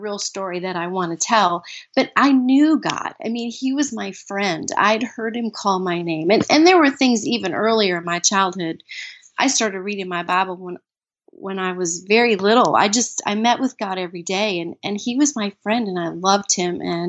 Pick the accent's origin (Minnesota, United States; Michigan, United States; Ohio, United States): Minnesota, United States; I was born in Minnesota. And I grew up in a very loving home